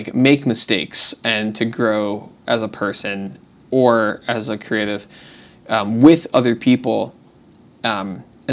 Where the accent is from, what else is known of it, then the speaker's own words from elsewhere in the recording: New Jersey, United States; moved away as an adult; now in Austin, United States; I'm from New Jersey.